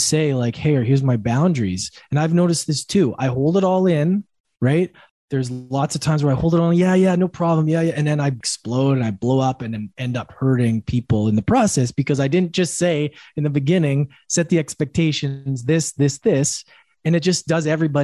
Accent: Canada; moved away

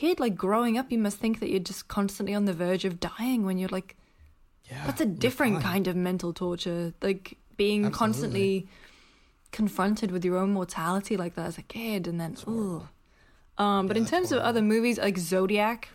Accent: Newcastle upon Tyne, North East England, United Kingdom; also born or lived in Sunderland; now in San Francisco, United States; I'm from Newcastle

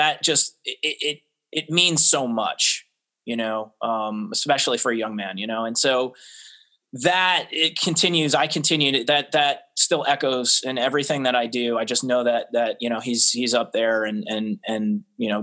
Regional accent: New Jersey, United States; I'm originally from Jersey

